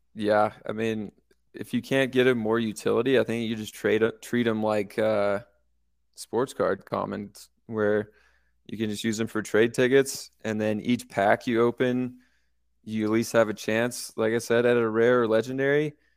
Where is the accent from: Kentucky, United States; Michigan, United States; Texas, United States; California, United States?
California, United States; moved away as an adult; also born or lived in San Luis Obispo, California; now in Denver, United States; I'm actually from California